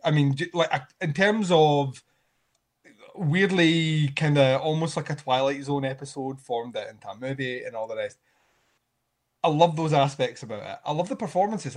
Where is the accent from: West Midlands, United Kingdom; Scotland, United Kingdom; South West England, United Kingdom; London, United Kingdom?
Scotland, United Kingdom; me being Scottish